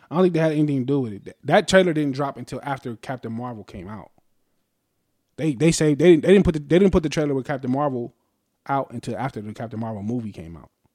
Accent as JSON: {"language": "English", "town": "Las Vegas", "region": "Nevada", "country": "United States", "said": "we're from Vegas"}